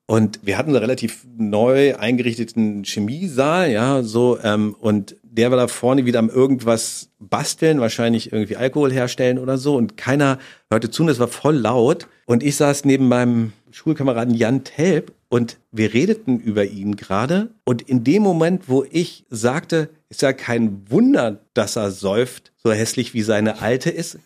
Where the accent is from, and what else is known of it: Germany